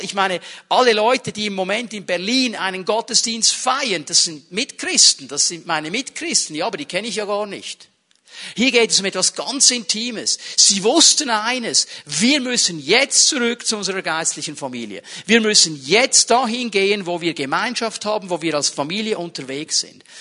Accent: Switzerland; bei uns in der Schweiz

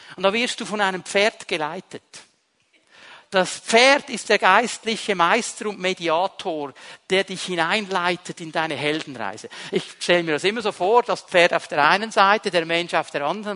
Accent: Switzerland; als Schweizer

